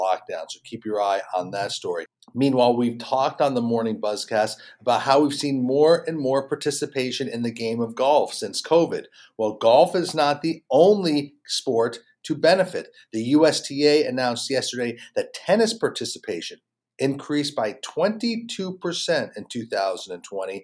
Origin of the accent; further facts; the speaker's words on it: Charlotte, North Carolina, United States; here in my hometown of Charlotte, North Carolina.